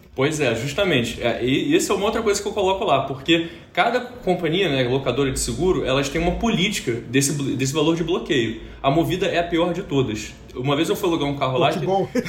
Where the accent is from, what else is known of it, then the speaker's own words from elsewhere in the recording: Rio de Janeiro, Brazil; accent: carioca; sou do Rio de Janeiro, sim, carioca, e pelo sotaque